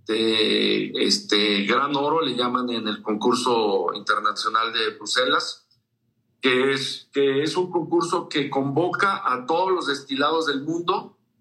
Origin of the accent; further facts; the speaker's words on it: San Luis Potosí, Mexico; nosotros aquí en San Luis